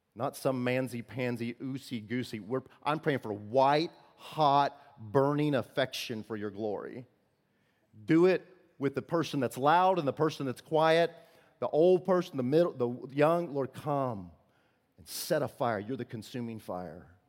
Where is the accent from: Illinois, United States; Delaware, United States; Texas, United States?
Illinois, United States; I'm from Illinois